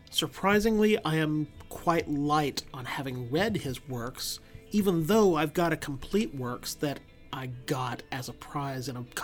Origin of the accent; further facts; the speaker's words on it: United Kingdom; being British people, I'm thinking there's they're going to bake Christmas into it in some way or other.